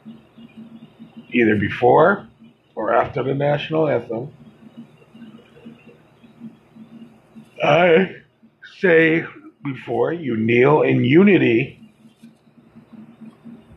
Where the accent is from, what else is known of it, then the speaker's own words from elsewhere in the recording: United States; I am an American